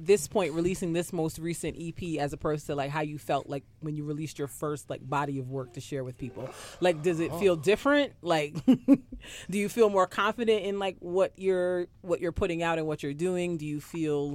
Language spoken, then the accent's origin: English; Barbados; also born or lived in Brooklyn, New York; now in New York, United States; I just grew up in Barbados, but I was born here.